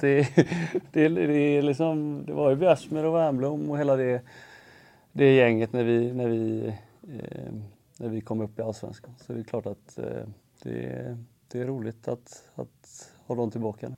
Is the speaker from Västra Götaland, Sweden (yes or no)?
yes; Gothenburg, Västra Götaland, Sweden; jag är uppväxt i Göteborg